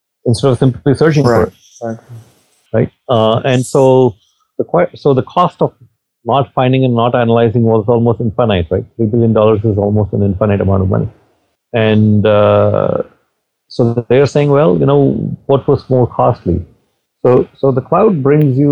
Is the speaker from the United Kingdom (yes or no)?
no; India; moved away; I'm from India